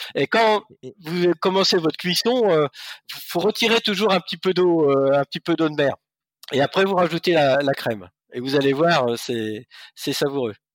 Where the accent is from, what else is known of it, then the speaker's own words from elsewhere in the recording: Normandy, France; je suis normand